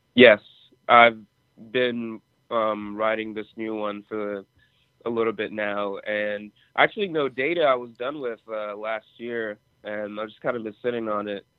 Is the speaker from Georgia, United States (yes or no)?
yes; Atlanta, Georgia, United States; also born or lived in Nigeria; my childhood and growing up in Atlanta, but being born in Nigeria